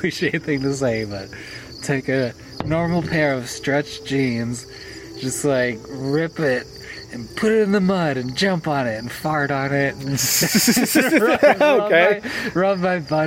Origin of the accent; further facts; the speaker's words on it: East Coast, United States; We're from the East Coast